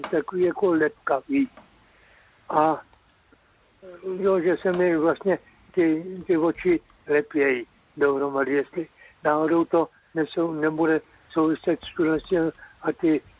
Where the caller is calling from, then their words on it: Cheb, Karlovy Vary Region, Czechia; tady, já jsem z Chebu a tady je to problém tak nějak, když se objednám, tak je to za půl roku.